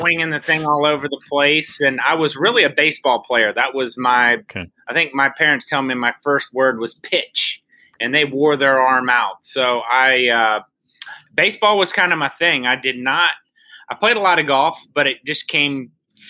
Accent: Atlanta, Georgia, United States; moved away as an adult; now in Pinehurst, United States; growing up in Atlanta and really going to Pinehurst my entire life

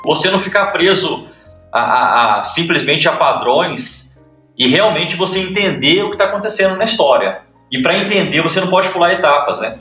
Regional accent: Ouro Fino, Minas Gerais, Brazil; sou de Ouro Fino, interior de Minas

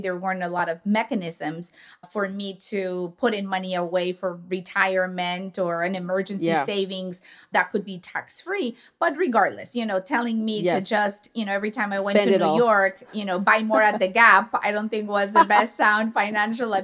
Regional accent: Tijuana, Baja California, Mexico; we lived in the border. I'm a border girl. I'm from Tijuana.

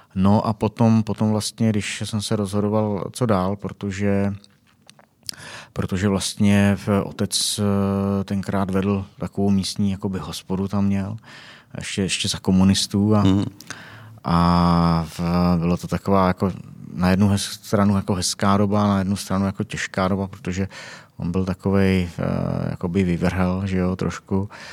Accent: South Bohemian Region, Czechia; now in Prague, Czechia; já jsem z Jižních Čech

